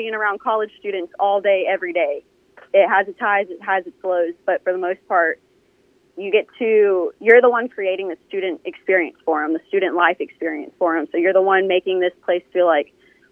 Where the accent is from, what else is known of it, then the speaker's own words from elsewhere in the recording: Austin, Texas, United States; moved away as an adult; also born or lived in Odessa, Texas / Greeneville, Tennessee; now in Mississippi, United States; I was actually born and raised in Austin, Texas